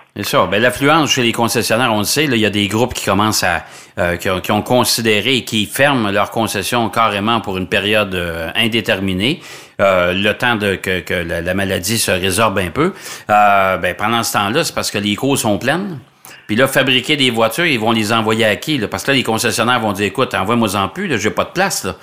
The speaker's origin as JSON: {"language": "French", "town": "Trois-Rivières", "region": "Quebec", "country": "Canada", "said": "on avait un concessionnaire Toyota à Trois-Rivières, OK, dans mon patelin"}